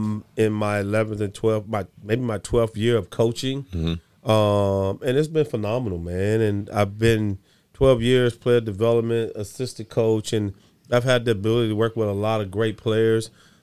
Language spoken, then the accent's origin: English; Salisbury, North Carolina, United States; now in Sacramento, United States; I'm from North Carolina, Salisbury, North Carolina. I've been in Sacramento longer than I've been in North Carolina. So this is home for me, man.